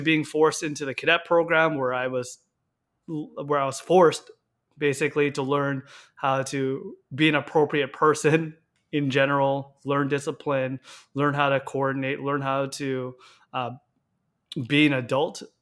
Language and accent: English; Victoria, British Columbia, Canada; I was born and raised in Victoria, BC